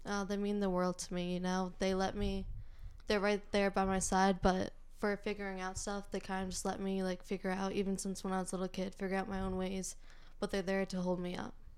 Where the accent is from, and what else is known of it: North Andover, Massachusetts, United States; born or raised there